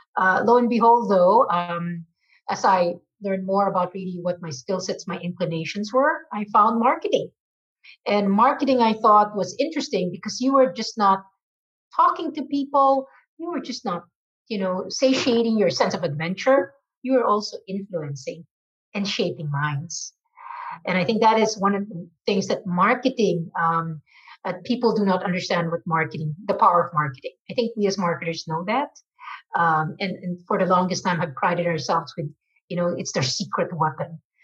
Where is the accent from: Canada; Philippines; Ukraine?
Philippines; moved away as an adult; now in United States; I was born and raised in the Philippines from a Chinese family.